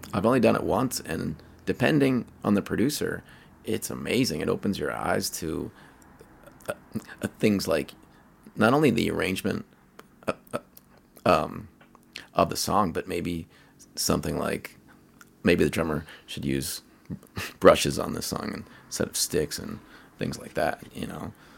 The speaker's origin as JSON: {"language": "English", "town": "Pittsburgh", "region": "Pennsylvania", "country": "United States", "moved": "yes", "lives_now": "Colorado, United States", "said": "I'm from Pittsburgh"}